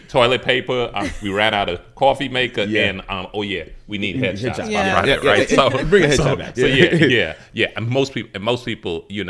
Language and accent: English; Guyana; I'm not Jamaican, but I'm Guyanese.